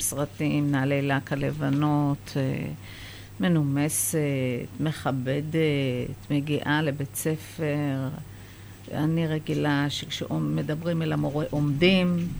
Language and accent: Hebrew; Israel; Hebrew is a second language; also born or lived in Haifa, Israel (born) / Iran; עליתי לארץ בסביבות שמונה ושלושת רבעי